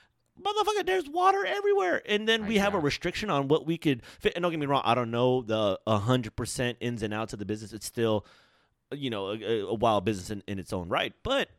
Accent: Philippines; because I'm Filipino, and Filipino people, we love some fucking pork.

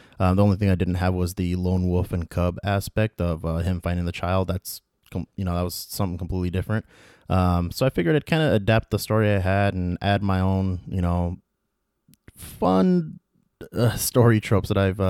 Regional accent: United States; my home country, the United States of America

